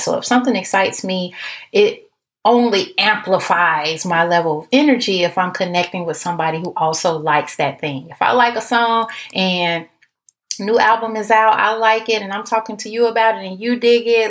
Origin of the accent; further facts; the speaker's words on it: Chicago, Illinois, United States; now in Texas, United States; Now I'm in Texas, but I'm from Chicago